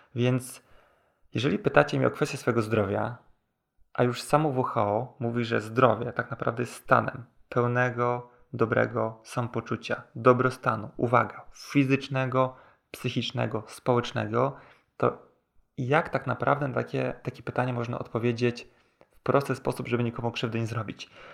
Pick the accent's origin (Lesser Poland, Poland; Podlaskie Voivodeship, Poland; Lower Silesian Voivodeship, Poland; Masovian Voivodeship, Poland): Masovian Voivodeship, Poland; Warsaw; pochodzę z Warszawy